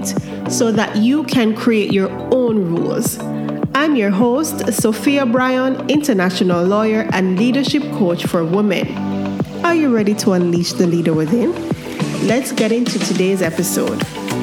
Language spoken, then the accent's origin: English; Kingston, Jamaica; I grew up in Kingston, so I'm a city girl